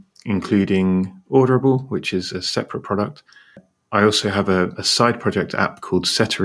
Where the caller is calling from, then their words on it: United Kingdom; And I'm in the UK, and I'm here with Ross.